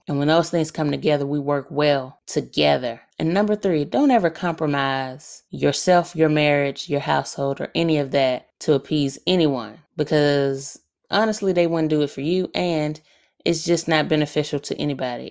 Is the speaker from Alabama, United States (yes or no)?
yes; Alabama, United States; I am from Alabama